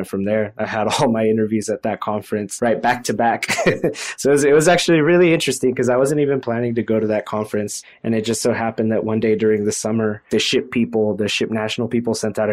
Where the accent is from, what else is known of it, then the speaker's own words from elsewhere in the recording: Fresno, California, United States; I grew up in the Central Valley here in Fresno, California